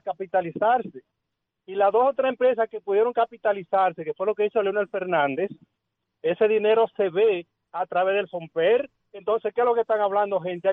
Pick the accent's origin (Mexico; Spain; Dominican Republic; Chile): Dominican Republic; Villa Altagracia, San Cristóbal; Yo que soy de Villa Altagracia